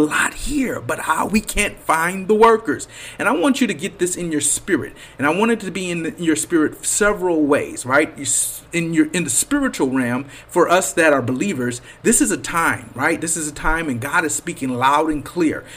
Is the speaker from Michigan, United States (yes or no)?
yes; Flint, Michigan, United States; moved away; also born or lived in Detroit Metro, Michigan; This is the state, you know, the city that raised me, right? Flint is where I was born.